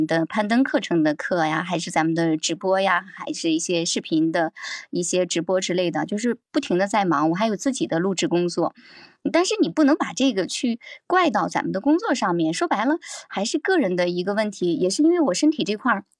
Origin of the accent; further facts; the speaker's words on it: Shandong, China; 我们山东这边人比较豪爽是吧？